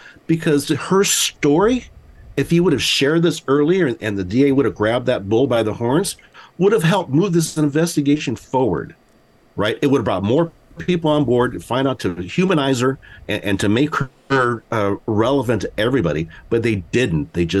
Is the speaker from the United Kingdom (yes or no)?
no; Guatemala; first language Spanish; English is a second language; moved away; I am an immigrant from Guatemala, and growing up in my household, right, speak Spanish